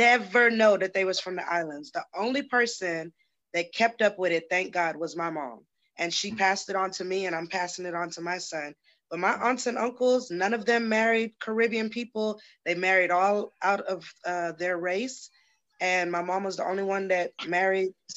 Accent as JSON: {"language": "English", "town": "Baytown", "region": "Texas", "country": "United States", "tie": "born or raised there", "said": "I was born in Baytown"}